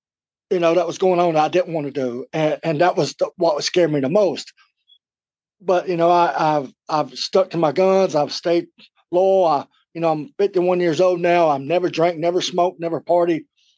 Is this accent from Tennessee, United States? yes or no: yes; Nashville, Tennessee, United States; Nashville, Tennessee.